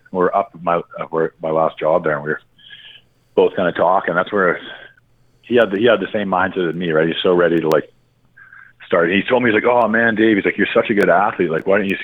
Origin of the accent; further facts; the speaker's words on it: Salt Spring Island, British Columbia, Canada; now in Calgary, Canada; I'm from Salford Island